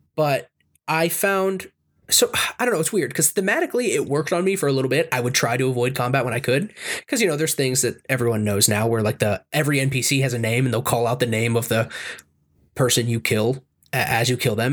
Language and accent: English; United States; I'm an American